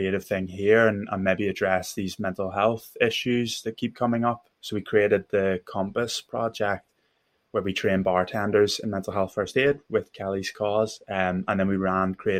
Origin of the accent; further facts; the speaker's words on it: Belfast, Northern Ireland, United Kingdom; accent: Belfast; now in London, United Kingdom; my accent and talk to me about Belfast